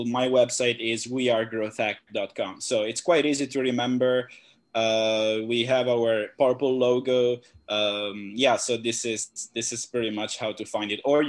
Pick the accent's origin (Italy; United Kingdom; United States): Italy; also born or lived in Shenzhen; now in Phuket, Thailand; I'm originally from Italy.